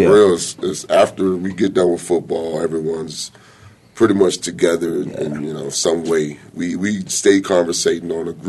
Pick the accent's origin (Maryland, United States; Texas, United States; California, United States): Maryland, United States; Southern; moved away; Originally from Southern Maryland. Amish, seafood, you know, everything down in the county. Amish people. We got Amish people.